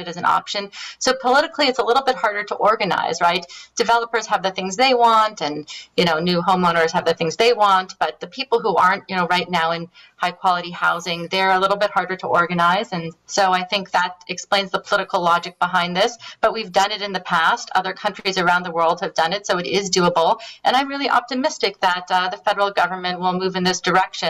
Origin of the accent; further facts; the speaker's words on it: San Francisco, California, United States; now in Toronto, Canada; I'm from San Francisco originally